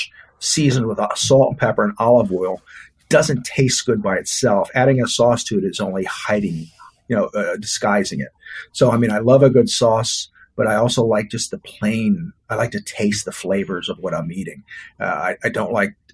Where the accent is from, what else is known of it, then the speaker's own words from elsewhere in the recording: Texas, United States; also born or lived in Louisiana; now in Florida, United States; I'm a Texan. I was born in Louisiana, but I was raised in Texas